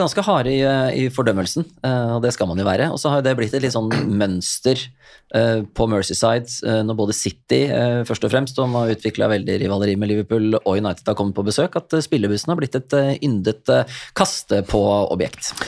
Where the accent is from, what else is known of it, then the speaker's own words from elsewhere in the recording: Norway; jeg kom fra Norge